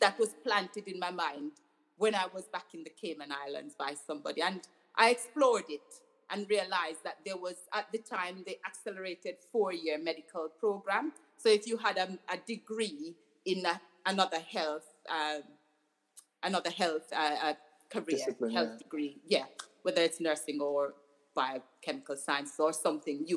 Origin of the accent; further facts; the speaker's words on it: Jamaica; now in United Kingdom; I grew up in Jamaica